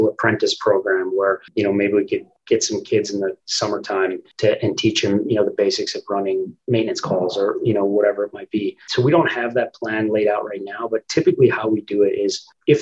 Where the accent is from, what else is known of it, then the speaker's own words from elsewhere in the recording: Minneapolis, Minnesota, United States; I grew up in the West Metro of Minneapolis